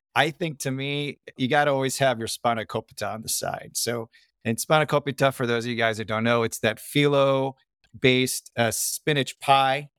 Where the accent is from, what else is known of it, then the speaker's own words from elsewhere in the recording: Chicago, Illinois, United States; also born or lived in Sydney, Australia / Parramatta, Australia; we grew up in Chicago, Midwest, born in, or not born, but raised